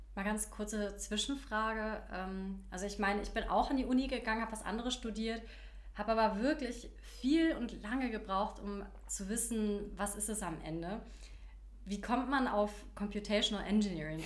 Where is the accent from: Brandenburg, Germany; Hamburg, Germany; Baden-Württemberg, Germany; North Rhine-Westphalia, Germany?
Hamburg, Germany; now in Berlin, Germany; ich komme ja ursprünglich aus Hamburg